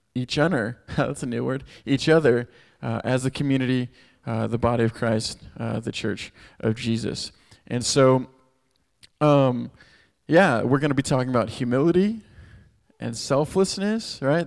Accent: Houston, Texas, United States; moved away as an adult; I'm from Texas, grew up in Houston, uh, moved here six years ago to help start this Chi Alpha

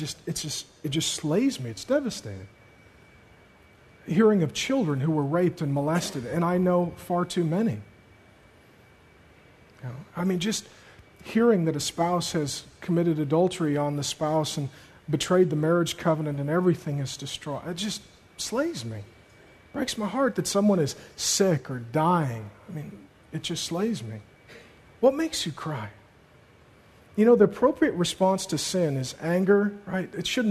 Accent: Seattle, Washington, United States; growing up in Seattle, going to high school

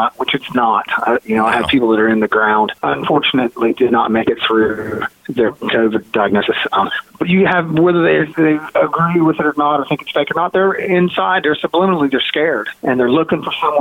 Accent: West Virginia, United States; I'm from West Virginia. I'm a redneck at heart

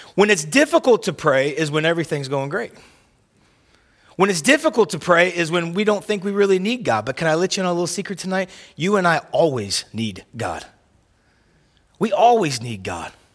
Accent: Oklahoma, United States; where I grew up at in the South and in Oklahoma

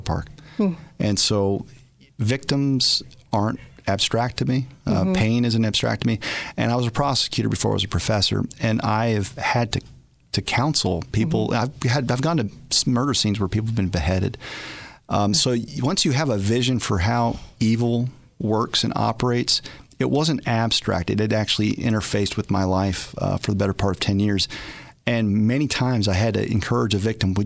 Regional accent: Albuquerque, New Mexico, United States; Albuquerque, yeah. My hometown

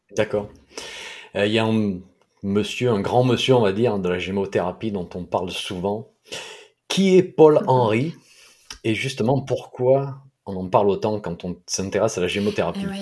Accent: south-east France, France; accent: sud-est; mon accent du sud-est

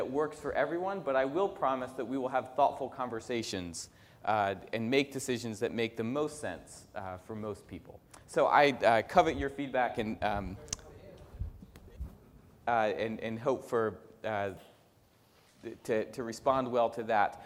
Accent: Northeast, United States; moved away; I come from the Northeast

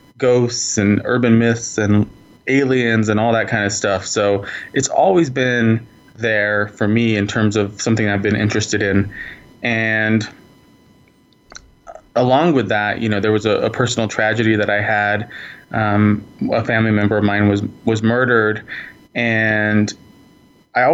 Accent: New Mexico, United States; I was born in New Mexico, born and raised. I've lived here my entire life.

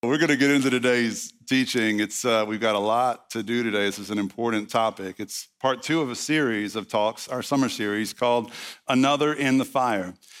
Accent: the South, United States; I'm from the South

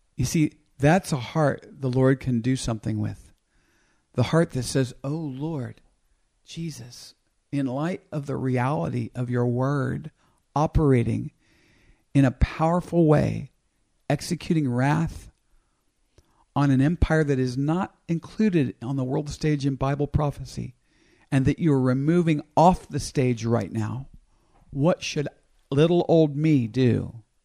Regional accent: United States; I grew up in America.

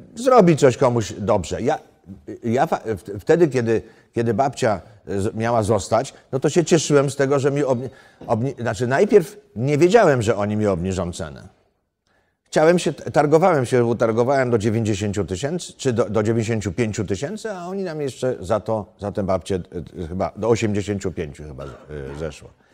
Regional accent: Poland; moved away; ja jestem z gór

